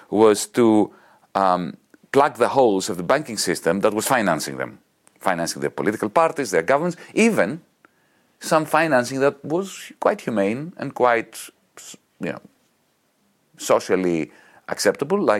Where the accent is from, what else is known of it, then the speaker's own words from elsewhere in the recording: Greece; accent: Greek; English is a second language; for my Greek accent